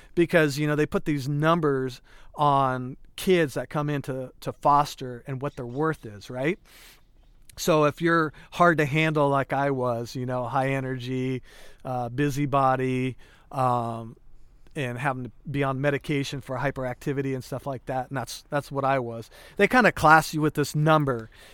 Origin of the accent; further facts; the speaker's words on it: Calistoga, California, United States; also born or lived in Hayward, California; growing up in Calistoga and, and living with my mom